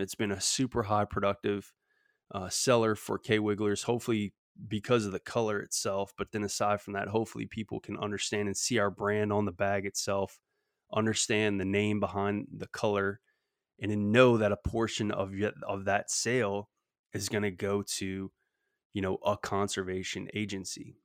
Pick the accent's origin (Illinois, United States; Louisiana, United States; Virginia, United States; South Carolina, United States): Louisiana, United States; in Louisiana particularly, 'cause that's my home state